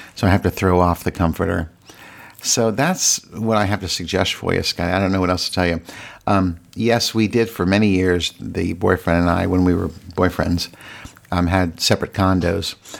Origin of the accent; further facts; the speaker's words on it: Virginia, United States; moved away as an adult; now in Washington, D.C., United States; I live in Washington, D C, but I'm from Virginia, and I grew up the majority of my life in Virginia